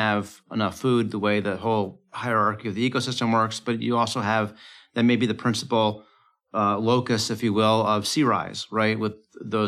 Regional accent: United States; as an American

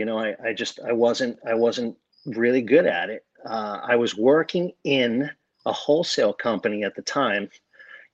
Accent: South Shore of Long Island, New York, United States; now in Davie, Florida, United States; I grew up on the South Shore of Long Island.

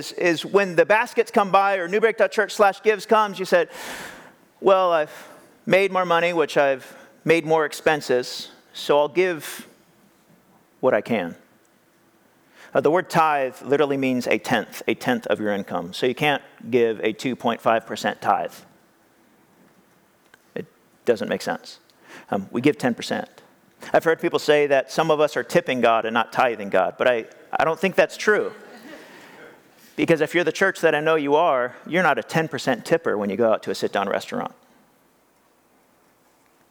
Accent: California, United States; also born or lived in Madera, California / Fresno, California; I grew up here in California, and I lived in many different places, and one of the places I lived was the Central Valley, Madera and Fresno area

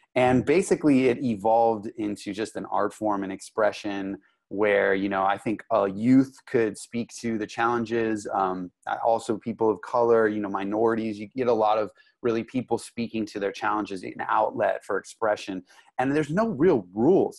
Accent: Los Angeles, California, United States; also born or lived in Santa Monica / Malibu; now in San Diego, United States; I grew up in Los Angeles. I grew up in Santa Monica, in Malibu, um, basically, oh, Hollywood Hills

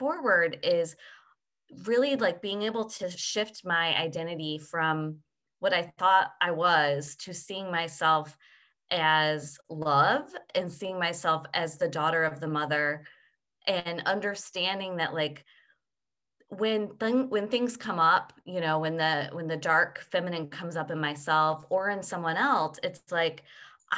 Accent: United States; as I was raised in the United States

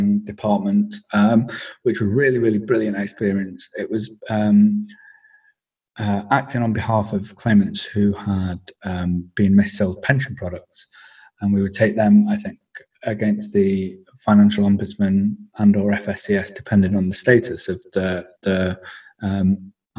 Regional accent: Wigan, North West England, United Kingdom; moved away as an adult; also born or lived in Bangor / Cardiff; I am originally from Wigan in the Northwest.

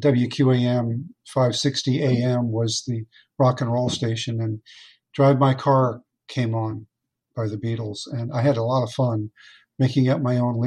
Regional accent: Fort Lauderdale, Florida, United States; when I was a young boy growing up in Fort Lauderdale

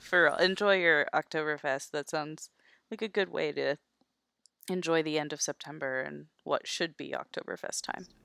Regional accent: Florida, United States; I grew up in Florida

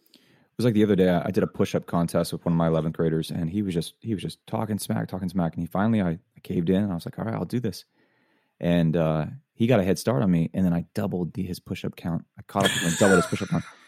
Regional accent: Florida, United States; I grew up in Florida

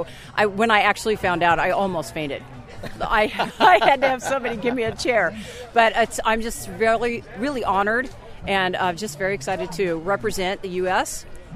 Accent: Clovis, California, United States; I'm from Clovis, California.

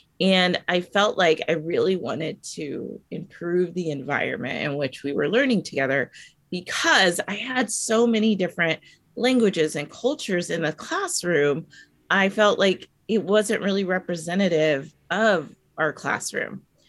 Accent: United States; growing up in America, we've learned a lot of the history of the, you know, the victor, or the colonizer, or, you know, in America, it's predominantly white history that we've learned.

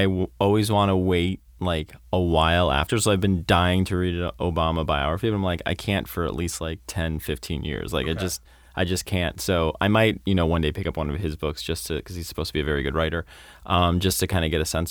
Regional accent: Florida, United States; I grew up in Florida

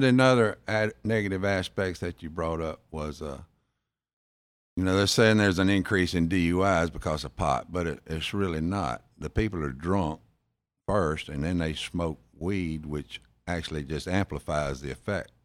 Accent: Jackson, Mississippi, United States; accent: South Jackson drawl; also born or lived in Florence, Mississippi / Biloxi, Mississippi; I was born in South Jackson, then moved to Florence, Mississippi, in Rankin County

